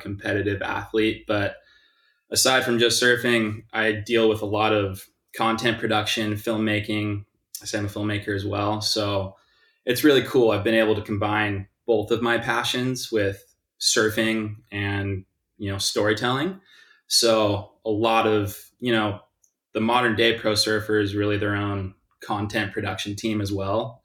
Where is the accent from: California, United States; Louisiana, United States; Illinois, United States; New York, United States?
California, United States; South Bay, Los Angeles; also born or lived in Westchester, Los Angeles; I grew up here in the South Bay